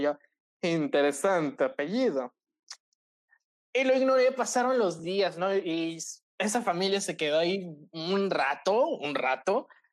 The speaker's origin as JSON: {"language": "Spanish", "town": "Cozumel", "region": "Quintana Roo", "country": "Mexico", "said": "soy de Cozumel"}